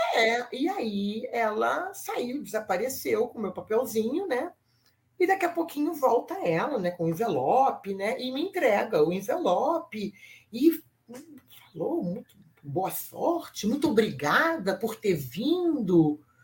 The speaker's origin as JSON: {"language": "Portuguese", "country": "Brazil", "said": "eu sou do Brasil"}